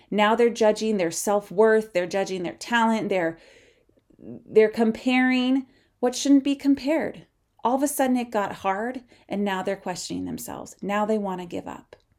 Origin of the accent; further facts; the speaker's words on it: Midwest, United States; growing up in the Midwest